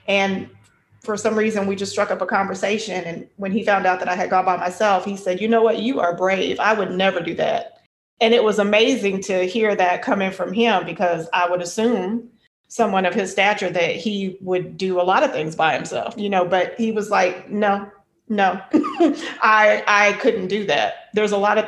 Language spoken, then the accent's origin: English; United States